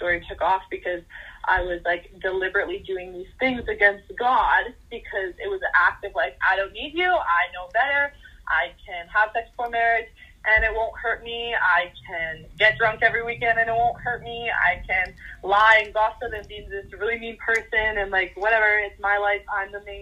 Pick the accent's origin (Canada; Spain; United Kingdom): Canada; I am 19 years old and I'm from Canada